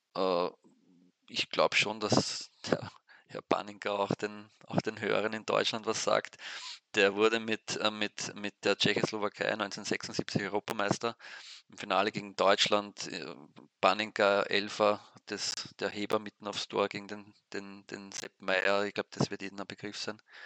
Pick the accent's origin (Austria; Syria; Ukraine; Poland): Austria; Weinviertel, Lower Austria; also born or lived in St. Pölten; ich stamme aus dem Weinviertel, das ist nordöstlich von Österreich, also Niederösterreich ist in, in, in vier Vierteln gegliedert